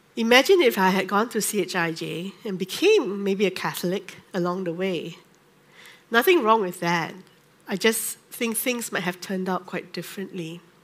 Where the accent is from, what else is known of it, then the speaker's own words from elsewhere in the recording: Singapore; I grew up in the Methodist Church in Singapore